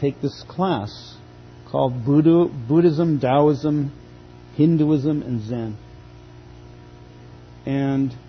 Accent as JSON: {"language": "English", "town": "Boston", "region": "Massachusetts", "country": "United States", "tie": "born or raised there", "moved": "yes"}